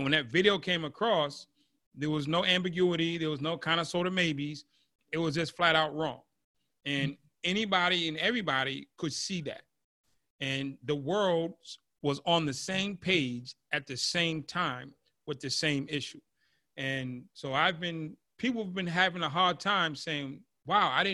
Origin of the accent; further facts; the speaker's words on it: Massachusetts, United States; I'm from Massachusetts, so Plymouth Rock is down the street from my house